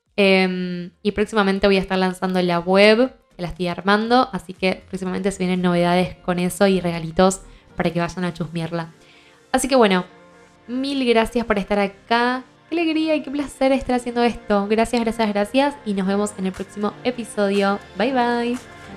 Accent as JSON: {"language": "Spanish", "country": "Argentina", "said": "soy argentina"}